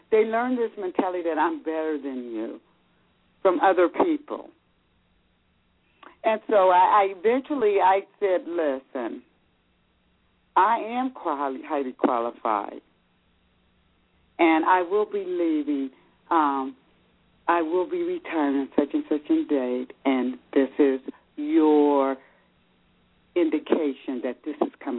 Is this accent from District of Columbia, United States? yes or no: no; California, United States; moved away as an adult; now in Georgia, United States; I'm from California, but I relocated to Georgia